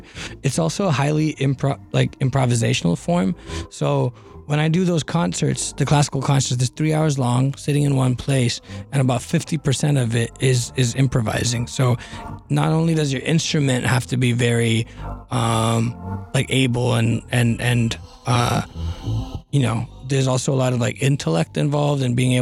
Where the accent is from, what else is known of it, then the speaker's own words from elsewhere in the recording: Northern California, United States; also born or lived in Boston; I grew up in Northern California suburbs